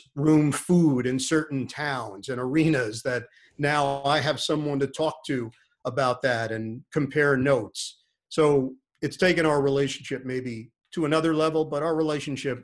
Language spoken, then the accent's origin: English; New York City, New York, United States; New York City, where I grew up in Queens, Forest Hills